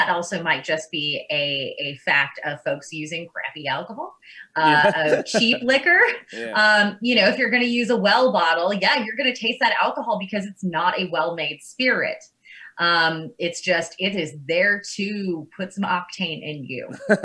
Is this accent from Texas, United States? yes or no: no; Lawrenceburg, Kentucky, United States; I'm actually from Lawrenceburg, so a lot of those, Lawrenceburg, Kentucky, not Indiana